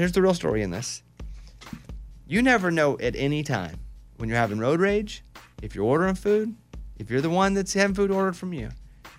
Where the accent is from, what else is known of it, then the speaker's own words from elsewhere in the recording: Mountain Pine, Arkansas, United States; I'm from Mountain Pine, Arkansas. It is extremely rural. 700 people. We hunted. We fished. We left our doors unlocked.